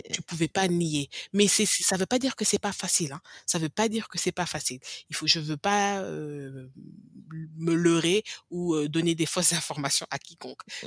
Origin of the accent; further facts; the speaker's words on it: Senegal; first language English; French is a second language; moved away as an adult; now in United States; le français, j'ai commencé à parler le français peut-être vers 5 ans, 4 ans, bien que j'ai grandi au Sénégal